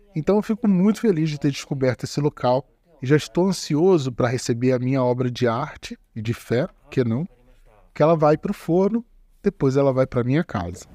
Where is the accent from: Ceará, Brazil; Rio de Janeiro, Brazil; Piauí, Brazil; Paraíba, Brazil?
Rio de Janeiro, Brazil; Como bom carioca